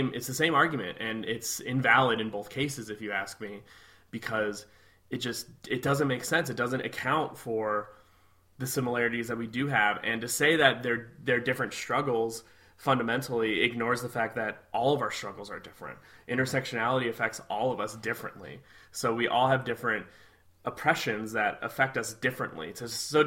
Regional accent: Midwest, United States; I'm from the Midwest

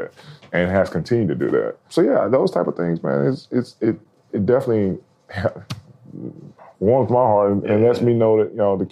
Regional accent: Alabama, United States; moved away; I'm from Alabama.

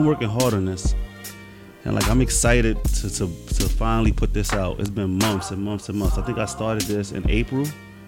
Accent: New York City, New York, United States; also born or lived in Bronx / Brooklyn / Queens; I'm from Harlem, I was born and raised, but due to my mother passing away, I left at an early age

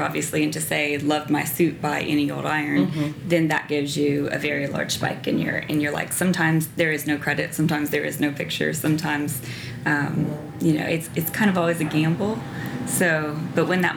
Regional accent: Louisiana, United States; moved away as an adult; also born or lived in New York; now in Nashville, United States; growing up in Louisiana

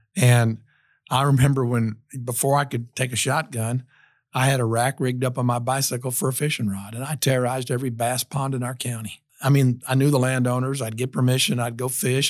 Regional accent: Tennessee, United States; also born or lived in Iowa / Knoxville, Tennessee; I was born in Iowa, of all places, in the heartland of America. And, um, you know, when I was about ten years old, our family moved to Tennessee

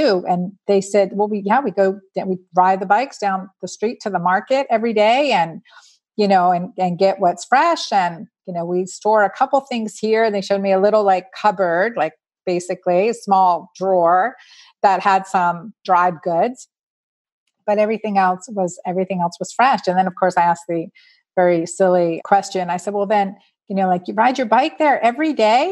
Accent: United States; we're American

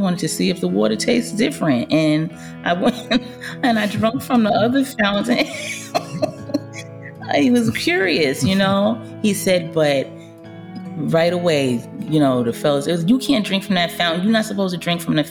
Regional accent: New York City, New York, United States; I grew up in Brooklyn, East New York

